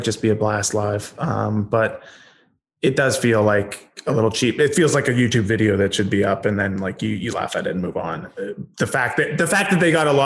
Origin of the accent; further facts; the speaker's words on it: Vancouver, British Columbia, Canada; I grew up in Vancouver